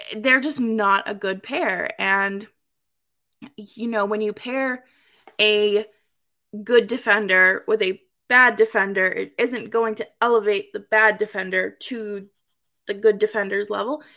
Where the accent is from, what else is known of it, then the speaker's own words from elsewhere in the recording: Massachusetts, United States; Dorchester kid, I'm from Massachusetts